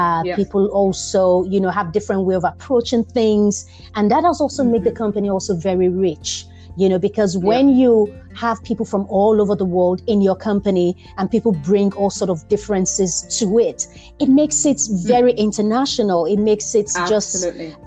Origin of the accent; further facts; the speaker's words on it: Nigeria; my upbringing being Nigerian